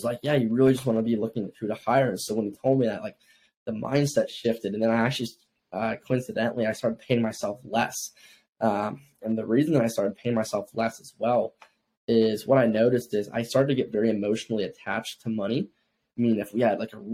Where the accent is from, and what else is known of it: Ohio, United States; born or raised there; now in Miami, United States